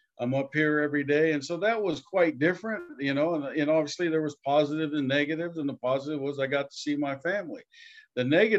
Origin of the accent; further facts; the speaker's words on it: Hawaii, United States; Growing up in the Hawaiian culture is about being happy and, you know, wasn't too much about money.